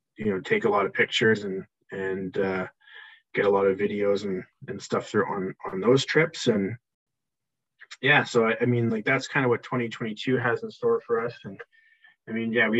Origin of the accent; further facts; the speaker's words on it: Vancouver, British Columbia, Canada; We were born and raised in Vancouver